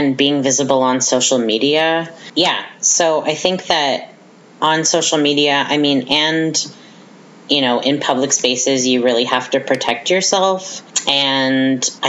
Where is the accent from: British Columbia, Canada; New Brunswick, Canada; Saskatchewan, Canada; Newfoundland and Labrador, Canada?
New Brunswick, Canada; Riverview; moved away as an adult; now in Fredericton, Canada; I come from Riverview, which is a small conservative town in the Moncton area, and I was one of like three openly queer and trans people in my high school